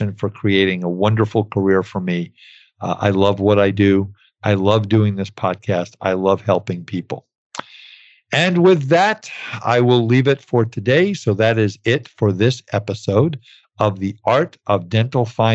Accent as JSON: {"language": "English", "town": "New York City", "region": "New York", "country": "United States", "tie": "born or raised there", "said": "I grew up in New York City"}